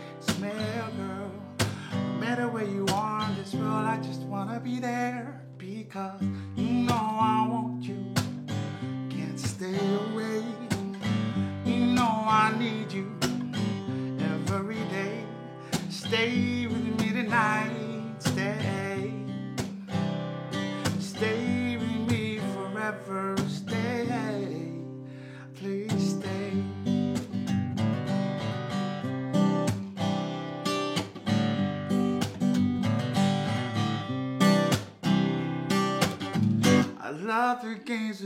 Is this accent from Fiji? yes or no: yes; Fiji; moved away as an adult; also born or lived in Buffalo, New York; now in Ellicottville, United States; I'm originally from Fiji, from Fiji Islands in the South Pacific.